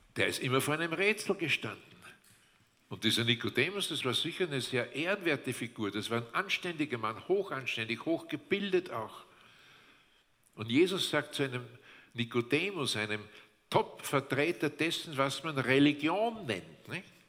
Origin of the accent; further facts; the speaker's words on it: Austria; bei uns in Österreich